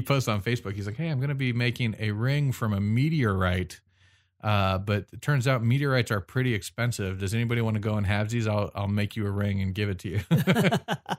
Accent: United States; I'm American

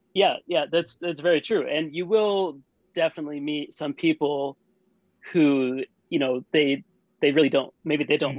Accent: United States; moved away; also born or lived in Tokyo, Japan; where I grew up in the States

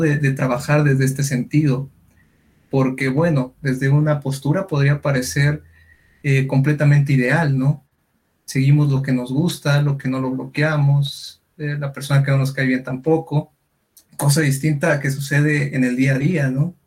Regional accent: Durango, Mexico; yo soy de Durango

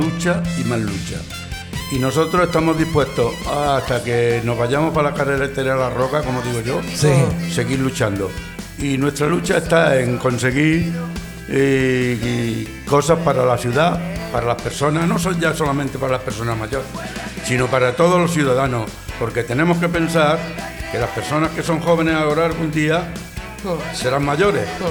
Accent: Montilla, Andalusia, Spain; now in Santa Coloma de Gramenet, Spain; Yo soy montillano, soy de un pueblo de Córdoba, soy de Montilla Vine aquí ya hace cincuenta y tantos años

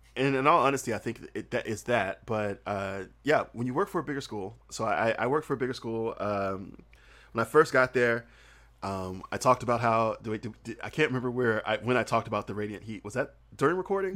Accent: Southern United States, United States; accent: Southern; also born or lived in South Korea; I'm Southern and, and my accent is thick. It's very, very thick

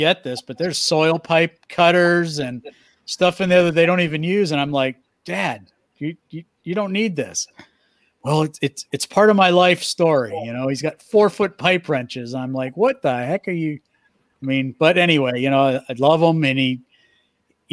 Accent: New England, United States; I grew up in New England

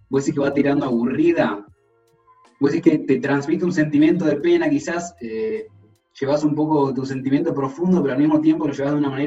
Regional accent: Valparaíso, Chile; Yo soy de Valparaíso

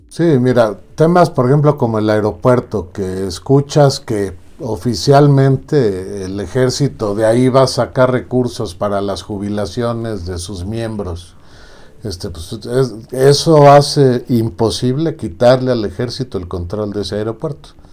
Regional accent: Mexico; somos los ciudadanos mexicanos

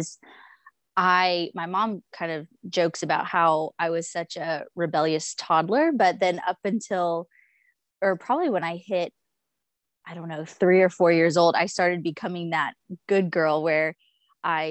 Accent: Dallas-Fort Worth area, Texas, United States; I always say I'm from the Dallas-Fort Worth area, even though we moved around a lot before

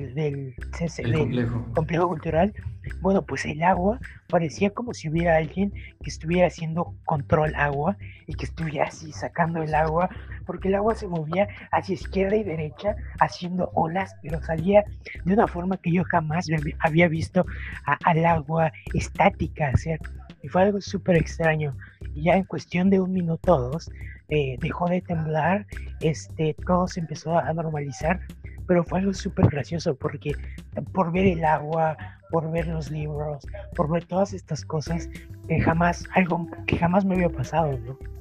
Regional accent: Tlaxcala, Mexico; moved away; yo crecí en, en Tlaxcala

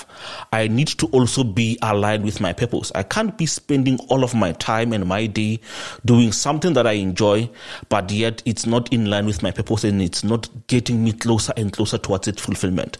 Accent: South Africa; I grew up here in South Africa

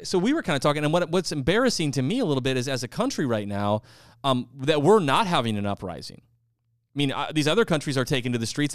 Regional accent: United States; I'm an American, I love America, and I'm proud to be an American

